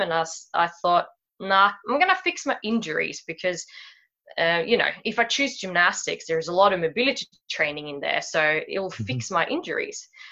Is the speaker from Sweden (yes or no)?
yes; Sweden; moved away as an adult; now in Sydney, Australia; I was born in Sweden and I grew up here. I uh, then moved to Sydney uh, when I was about 25 or so.